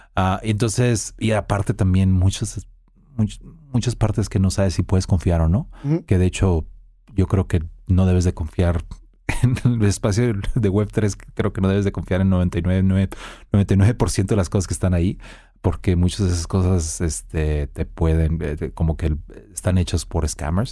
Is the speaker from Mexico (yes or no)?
yes; Mexico; soy mexicano